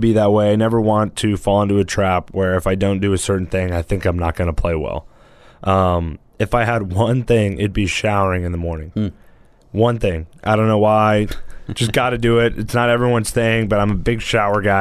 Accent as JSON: {"language": "English", "town": "Fresno", "region": "California", "country": "United States", "said": "I'm from Fresno, the damn desert out there"}